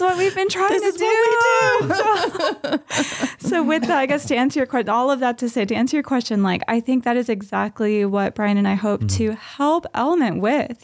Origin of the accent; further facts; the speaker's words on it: Southern California, United States; now in Santa Maria, United States; we're both from Southern California, and we have been in Santa Maria for about a year